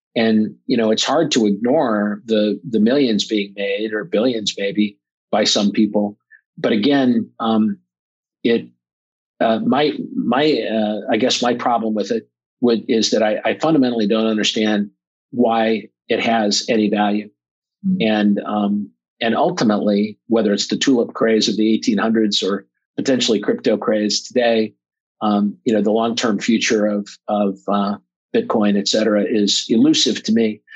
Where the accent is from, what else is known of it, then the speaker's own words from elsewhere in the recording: Omaha, Nebraska, United States; I'm from Omaha, Nebraska